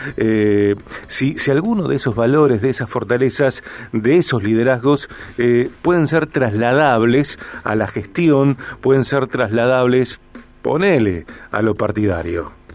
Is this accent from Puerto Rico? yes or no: no; Rosario, Santa Fe, Argentina